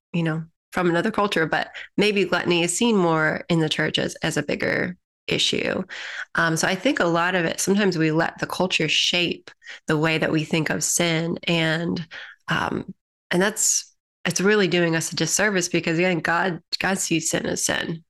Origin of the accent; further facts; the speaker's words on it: United States; as an American population